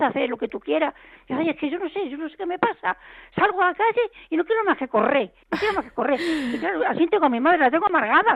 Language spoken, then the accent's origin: Spanish; Puebla de la Reina, Extremadura, Spain; moved away; mi pueblo es Don Benito, mi, pueblo es Puebla de la Reina.